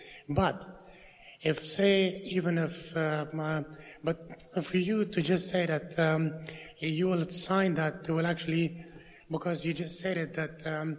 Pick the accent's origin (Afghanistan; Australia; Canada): Afghanistan; now in United Kingdom; I am from Afghanistan